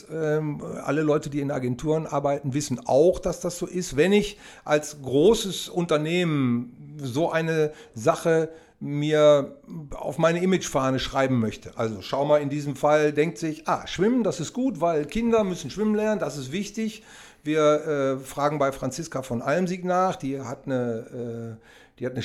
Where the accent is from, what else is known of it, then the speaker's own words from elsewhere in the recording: Oerlinghausen, North Rhine-Westphalia, Germany; wir kommen aus Erlinghausen, das ist quasi ein Vorort von Bielefeld